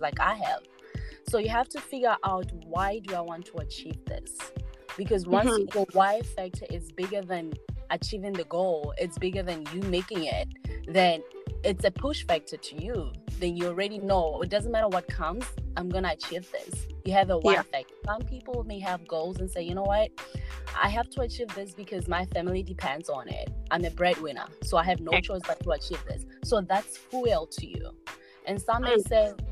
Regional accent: Botswana; moved away as an adult; now in United States; I was born and raised in Botswana and then moved to America in 2016 on a tennis scholarship offer

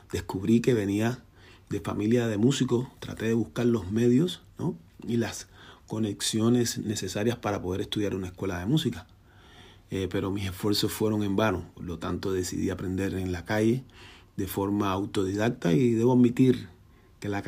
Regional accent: Havana, Cuba; born there; yo nací en Cayo Hueso, un barrio marginal situado en el centro de La Habana, Cuba

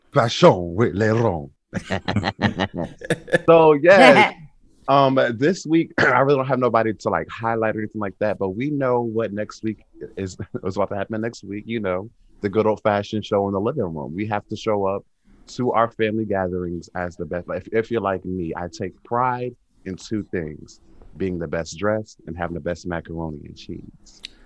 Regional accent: Atlantic City, New Jersey, United States; I'm from Atlantic City, New Jersey

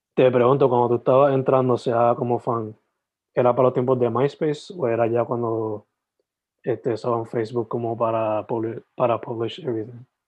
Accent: Sabana Grande, Puerto Rico; Yo soy original de Sabana Grande, San Germán.

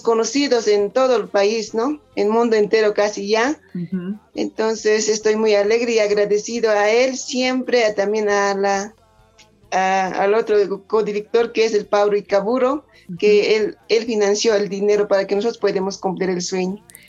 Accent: Chucura, La Paz, Bolivia; now in El Alto, Bolivia; en mi pueblo

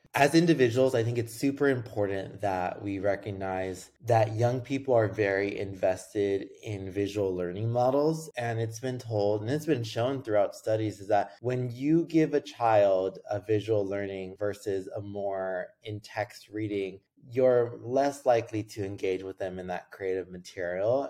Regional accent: Los Angeles, California, United States; I grew up in Los Angeles

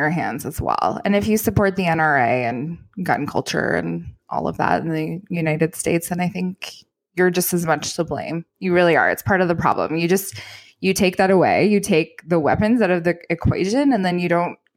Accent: Canada; as a Canadian

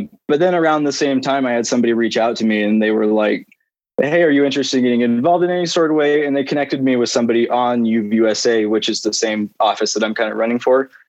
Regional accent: Payson, Utah, United States; I've grown up in Utah my whole life, basically. My hometown's Payson, Utah, just like 20 minutes south of UVU

